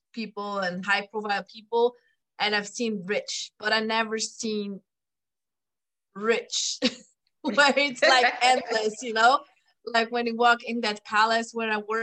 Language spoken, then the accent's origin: English; Switzerland; moved away; also born or lived in Thailand / Mexico / Germany / France; I am from Europe, like you can hear my accent. I grew up in Switzerland.